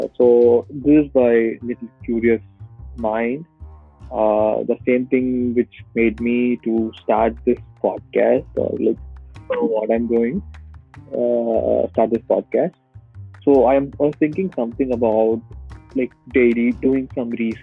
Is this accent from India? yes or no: yes; South India, India; moved away; I'm from South India, where we speak Tamil. So I grew up with all these Tamil songs in the 90s